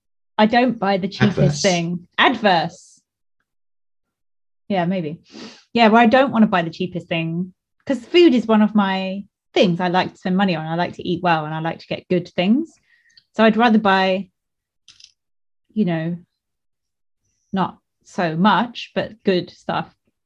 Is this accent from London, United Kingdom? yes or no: no; Eastbourne, South East England, United Kingdom; So Old Town is a bit of Eastbourne near where we both come from.